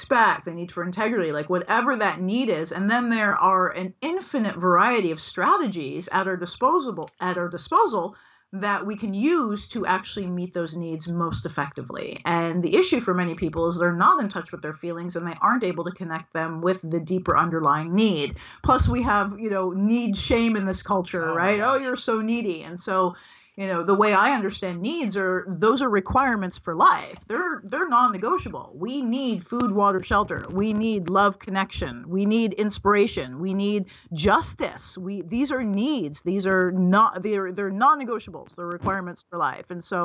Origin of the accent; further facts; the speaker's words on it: United States; I am an American, and I'm from African American descent